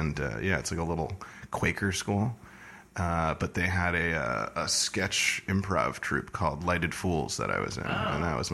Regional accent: San Diego, California, United States; moved away as an adult; Originally, I'm from San Diego, California.

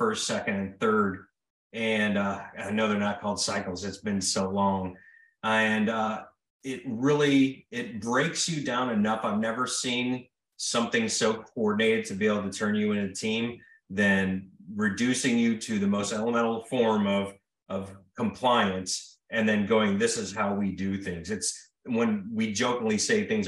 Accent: Mississippi, United States; accent: Mississippian; also born or lived in Libertyville, Illinois; I grew up in Mississippi

